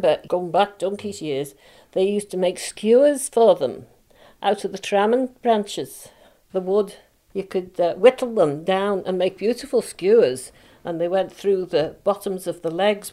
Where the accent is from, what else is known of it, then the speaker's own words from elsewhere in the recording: Isle of Man; I was born in Lazare a long time ago. I was born at Glentrammon.